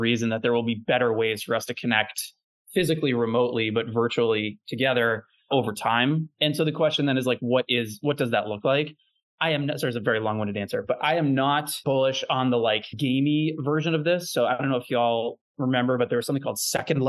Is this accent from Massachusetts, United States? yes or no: yes; Natick, Massachusetts, United States; I grew up in a town called Natick in just outside Boston, Massachusetts